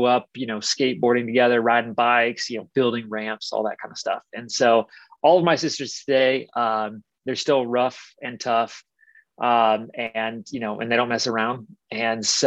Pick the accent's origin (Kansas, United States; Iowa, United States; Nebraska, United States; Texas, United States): Kansas, United States; Wichita; I grew up in Wichita, Kansas, which is, you know, it's the biggest city in Kansas